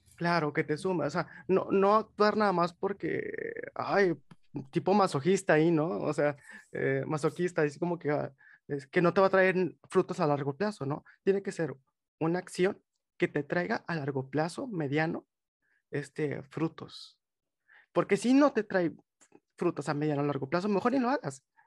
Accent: Monterrey, Nuevo León, Mexico; soy de Monterrey, tengo 25 años

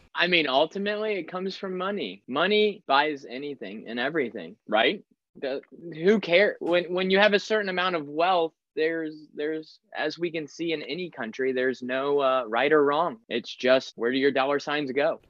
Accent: United States; I'm an American U S citizen

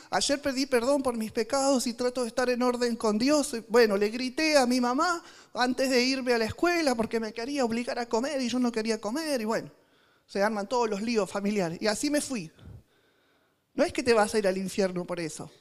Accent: Argentina; en argentino

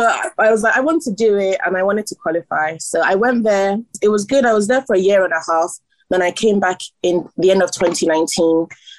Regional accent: England, United Kingdom; also born or lived in Ibadan, Nigeria / Ilorin, Nigeria; And then when I was 6, my parents brought me to England. And I've been in England ever since, up until 2018, when I went back to Nigeria for law school

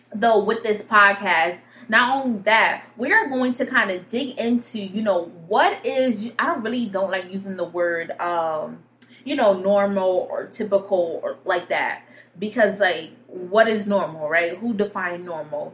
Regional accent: Connecticut, United States; I'm from Connecticut, but yep, I'm from Connecticut.

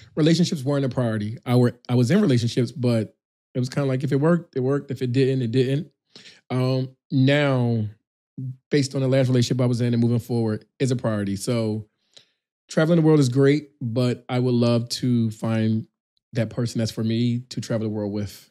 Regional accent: Philadelphia, Pennsylvania, United States; moved away as an adult; also born or lived in Houston / Atlanta / South Africa / Brazil; I'm from Philadelphia.

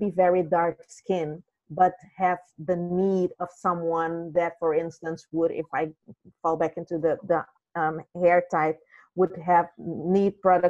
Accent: Suriname; Originally, I'm from Suriname

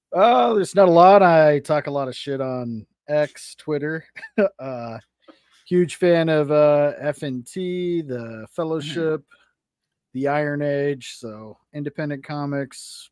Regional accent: Las Vegas, Nevada, United States; also born or lived in Arkansas / Oklahoma; not born, but raised. I lived most of my life here in Vegas

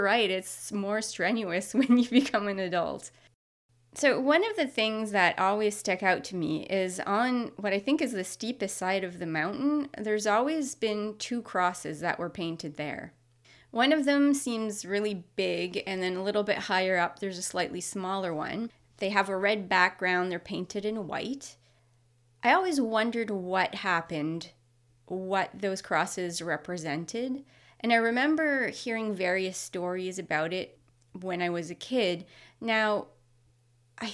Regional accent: Moncton, New Brunswick, Canada; now in Nova Scotia, Canada; I'm from New Brunswick, from the Moncton area. I currently live in Nova Scotia

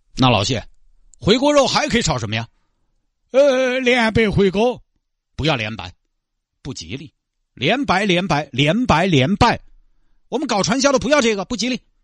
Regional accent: Santai, Sichuan, China; moved away as an adult; now in Mudanjiang, China; 我是三台的

